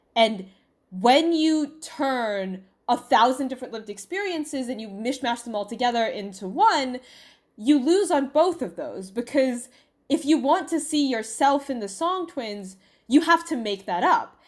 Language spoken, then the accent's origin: English; United States; I am Chinese American